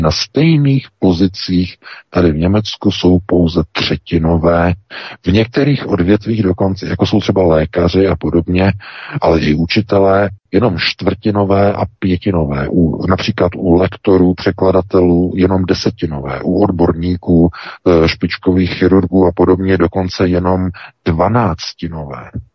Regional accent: Czechia; now in Germany; my Češi

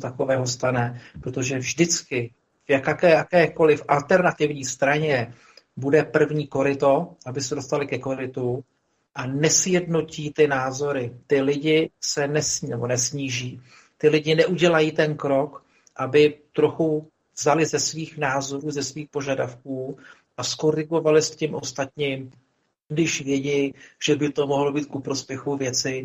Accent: Czechia; u nás v České republice

